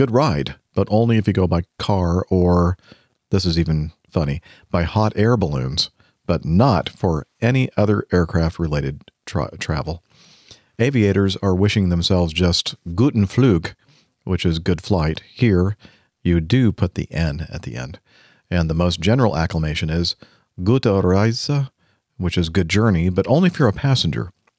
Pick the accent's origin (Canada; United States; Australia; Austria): Austria; first language German; English is a second language; As a German native speaker, I'm from Austria, I have to tell you something's odd with the title of your last show